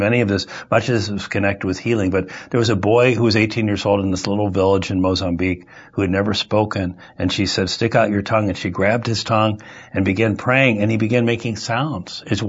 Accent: Omaha, Nebraska, United States; also born or lived in Washington, D.C. / Chicago / California; now in St. Louis, United States; Well, I was born in Washington, D.C., grew up in Omaha, Nebraska, and lived in Chicago.

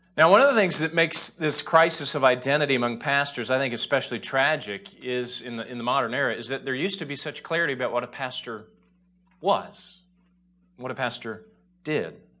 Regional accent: Indiana, United States; now in Chicago, United States; we're originally from Indiana

